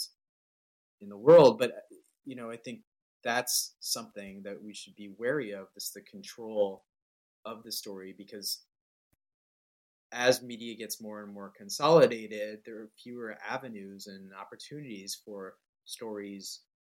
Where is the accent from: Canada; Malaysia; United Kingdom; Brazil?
Canada; moved away as an adult; now in United States; I was born in Canada. I'm like biracial Muslim, you know, lived most of my adult life in the United States